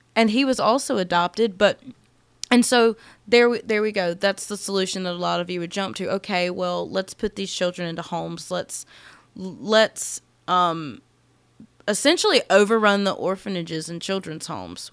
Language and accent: English; United States; I absolutely love being American